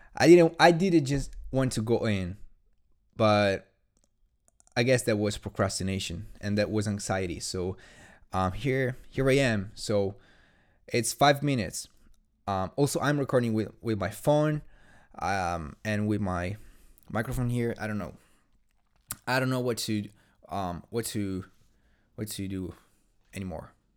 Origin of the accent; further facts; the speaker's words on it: Italy; English is a second language; I'm not English, I'm Italian, in fact.